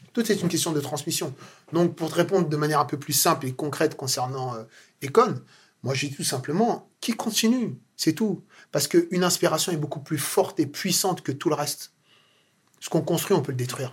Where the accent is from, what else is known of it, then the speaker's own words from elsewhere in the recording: France; je suis né et grandi en France